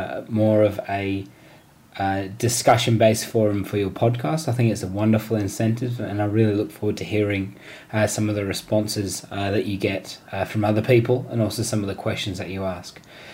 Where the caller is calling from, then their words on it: Sydney, New South Wales, Australia; I am from Sydney, Australia.